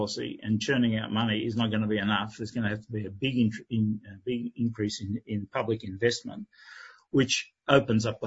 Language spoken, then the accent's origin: English; Australia; now in Spain; being an Australian in Spain